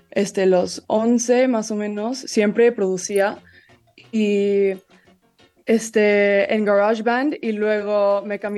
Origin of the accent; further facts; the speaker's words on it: Italy; also born or lived in London, United Kingdom; yo crecí en Italia y, y Londres y, y, tengo mucha influencia mexicana y tengo mi familia ahí